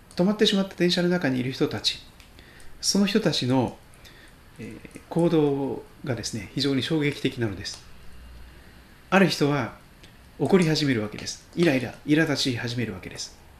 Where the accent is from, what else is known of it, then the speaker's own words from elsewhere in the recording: Shikoku, Kochi, Japan; moved away as an adult; also born or lived in Toyohashi, Aichi; now in Sugito, Japan; 四国の高知県で生まれ育ちました二十歳まで高知にいました